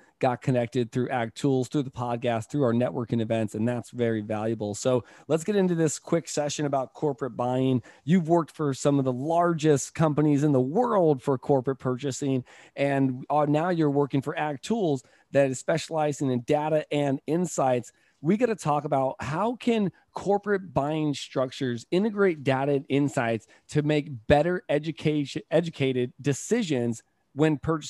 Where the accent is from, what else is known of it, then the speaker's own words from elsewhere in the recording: Fresno, California, United States; Where are you guys from? We're like Fresno.